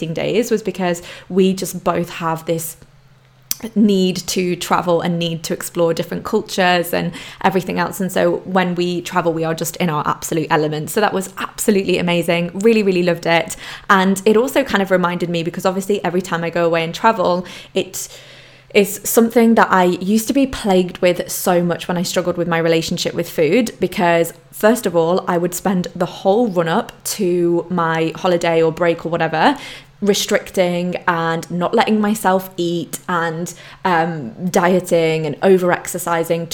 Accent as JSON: {"language": "English", "country": "Poland", "tie": "born or raised there", "moved": "yes", "said": "growing up in Poland, going backwards and forwards to Poland"}